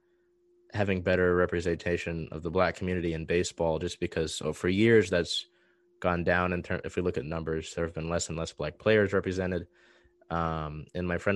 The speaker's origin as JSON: {"language": "English", "region": "East Coast", "country": "United States", "moved": "yes", "said": "We come from the East Coast"}